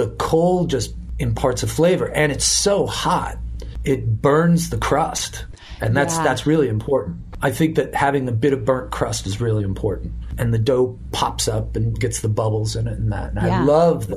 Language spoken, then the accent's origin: English; Buffalo, New York, United States; the neighborhood that I grew up in Buffalo was a Polish neighborhood